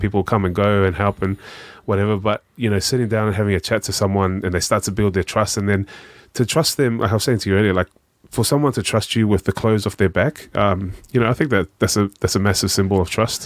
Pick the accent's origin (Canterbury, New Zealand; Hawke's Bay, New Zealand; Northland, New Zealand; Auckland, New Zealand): Auckland, New Zealand; also born or lived in Australia; I grew up in South Auckland